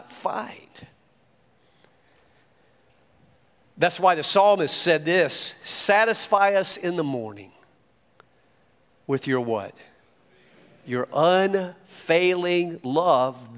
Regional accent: York, South Carolina, United States; now in Miami, United States; I was born in York, South Carolina, to an abandoned mother

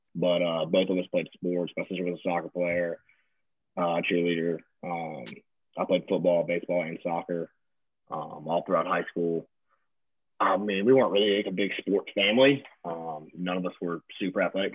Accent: Natchez, Mississippi, United States; moved away as an adult; also born or lived in Breckenridge, Colorado; now in Hattiesburg, United States; I'm from Natchez, Mississippi. Natchez, um, small town, yeah, small town, Southwest Mississippi, right on the river. Um, yeah, I was there for 18 years of my life

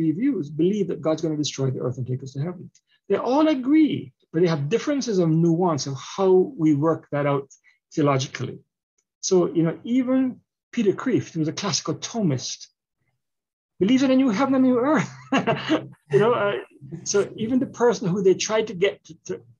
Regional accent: Jamaica; also born or lived in Canada; now in United States; I'm a Jamaican, but I also immigrated to Canada and Canada shaped me. And now I'm in America

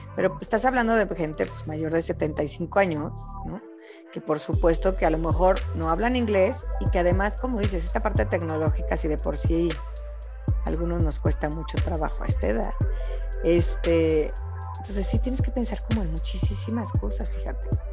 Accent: Mexico; yo como mexicana

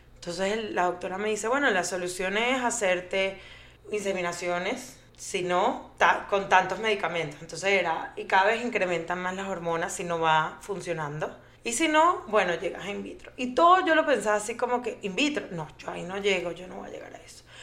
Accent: Venezuela; moved away as an adult; also born or lived in Colombia; now in Aventura, United States; Soy Colombia, venezolana, porque nací en Colombia, pero me crecí, crecí en Venezuela, eh, me vine a Estados Unidos hace, no sé, como 16 años

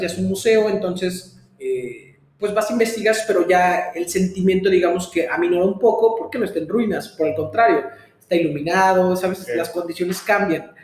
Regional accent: Mexico; soy mexicano

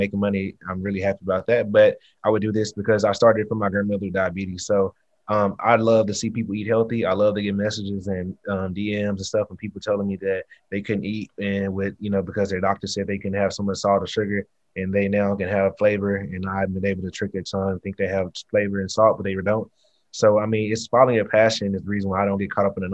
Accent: Houston, Texas, United States; I'm from the South, I'm from Texas, Houston, grew up eating Southern soul

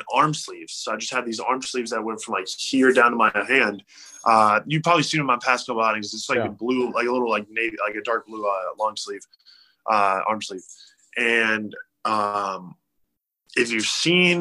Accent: Charlotte, North Carolina, United States; a memoir for my hometown

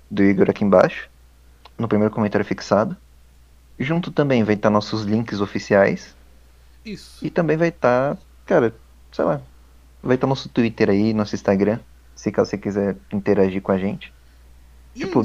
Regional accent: Brazil; eu, como brasileiro

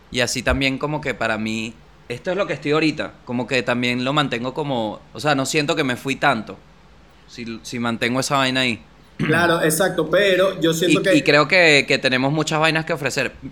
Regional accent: Venezuela; Siendo venezolano.

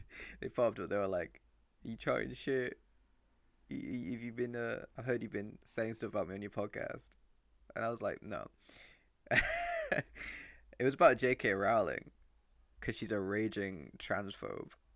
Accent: Rochdale, North West England, United Kingdom; also born or lived in Mexico; I was brought up in Rochdale

